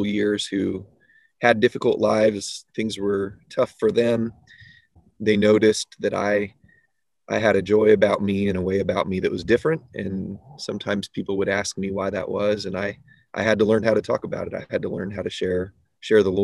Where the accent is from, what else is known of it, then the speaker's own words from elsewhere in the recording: San Diego, California, United States; moved away as an adult; also born or lived in Fayetteville, Arkansas / Los Angeles, California; I was born in San Diego, California